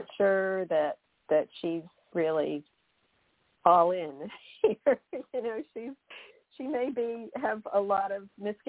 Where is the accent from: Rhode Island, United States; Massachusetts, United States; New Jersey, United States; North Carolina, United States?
Massachusetts, United States; I'm originally from Massachusetts, and we have this big, you know, Kennedy fascination.